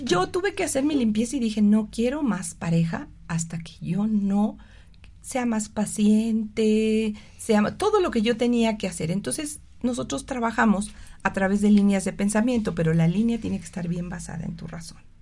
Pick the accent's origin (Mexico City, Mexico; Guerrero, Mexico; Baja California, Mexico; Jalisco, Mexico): Mexico City, Mexico; moved away; yo soy originalmente del DF